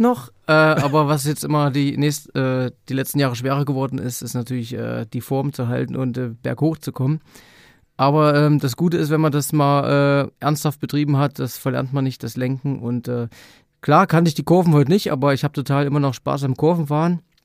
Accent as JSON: {"language": "German", "region": "eastern Germany", "country": "Germany", "said": "bei uns im Osten"}